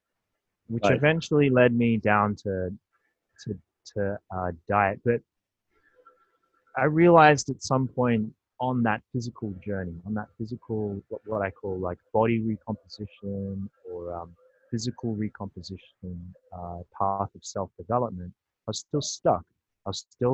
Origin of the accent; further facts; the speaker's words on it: Australia; I was born and raised in Australia